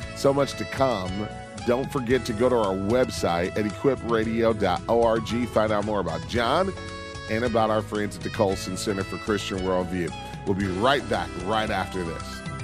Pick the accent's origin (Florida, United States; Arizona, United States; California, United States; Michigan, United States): Michigan, United States; Detroit; I grew up in Detroit